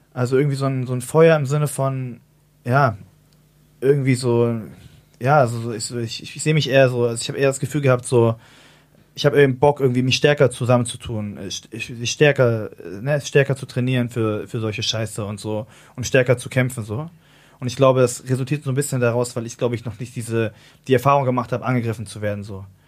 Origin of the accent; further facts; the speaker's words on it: Hamburg, Germany; ich bin ja so in Altona groß geworden